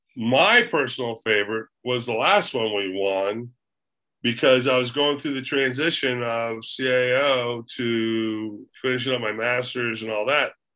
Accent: Daytona Beach, Florida, United States; moved away; I was born and raised in Daytona Beach, Florida

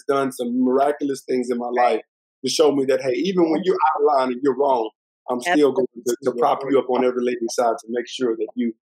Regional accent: Texas, United States; moved away as an adult; also born or lived in Nashville, Tennessee; I'm from Texas

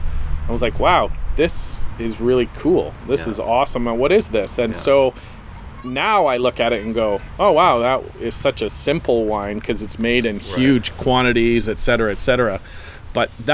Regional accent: Canada; we're Canadian

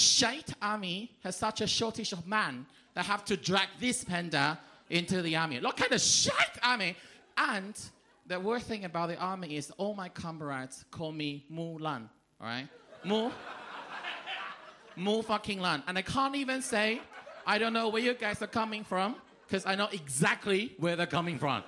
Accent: Taiwan; moved away; I'm from a small island of Taiwan.

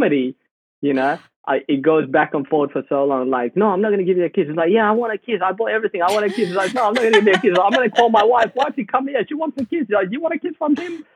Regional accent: Perth, Western Australia, Australia; also born or lived in Sudan; I used to play soccer for the youth group in Perth, where I grew up. And coming from Sudan, all we did was play soccer

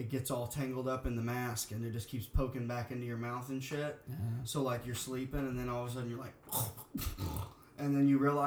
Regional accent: Arkansas, United States; moved away; That my hometown, well, Arkansas is shut down completely

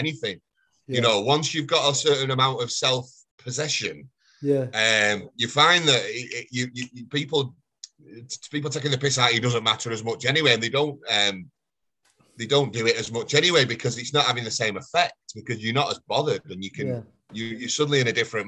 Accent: Failsworth, North West England, United Kingdom; also born or lived in Oldham; I grew up in Failsworth.

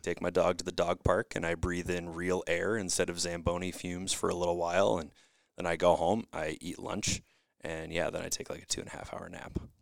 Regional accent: Saint Paul, Minnesota, United States; also born or lived in Roseville, Minnesota; I was actually from Saint

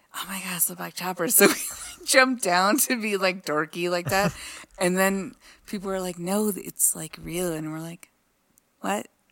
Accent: Los Angeles, California, United States; moved away; also born or lived in Colorado; Monique and I grew up in Los Angeles

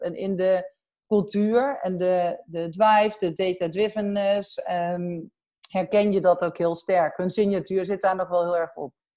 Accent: Sint-Michielsgestel, near Den Bosch, North Brabant, Netherlands; accent: soft G (Brabant); mijn zachte G zal wel waarschijnlijk al weggeven dat ik uit, eh, Brabant kom. Ehm, eh, opgegroeid, eh, in Sint Hugo Schestel, vlakbij, eh, Den Bosch

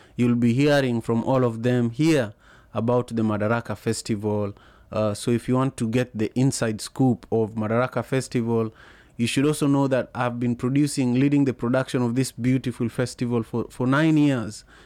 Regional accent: Kenya; moved away as an adult; also born or lived in Liberia; growing up in Kenya

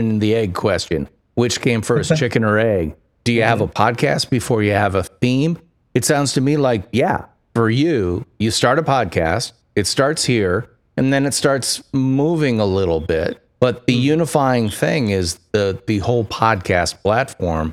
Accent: United States; I'm an American

